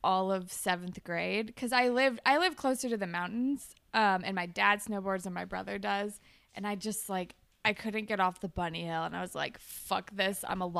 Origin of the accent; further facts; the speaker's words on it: California, United States; I'm from California, but I don't live by the beach.